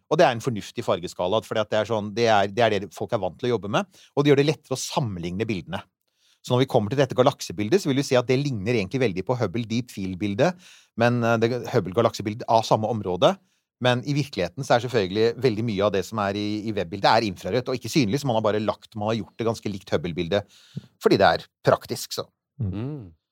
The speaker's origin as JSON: {"language": "Norwegian", "town": "Bærum", "region": "Akershus", "country": "Norway", "tie": "born or raised there", "said": "Jeg vokste opp uh, ute på Rykken i Bærum"}